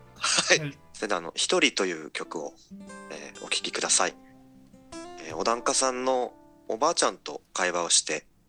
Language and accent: Japanese; Hamatonbetsu, Hokkaido, Japan; born or raised there; moved away as an adult; also born or lived in Tokyo / Fukui